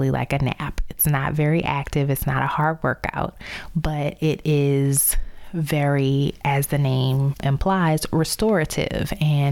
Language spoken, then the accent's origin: English; New Orleans, Louisiana, United States; moved away as an adult; also born or lived in Baltimore / Chicago / Dallas; from my hometown of New Orleans